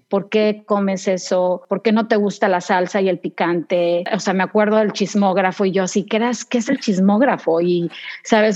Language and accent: Spanish; Saltillo, Coahuila, Mexico; moved away as an adult; also born or lived in David, Chiriquí, Panama; now in United States; nos trasladamos a Saltillo, Coahuila, México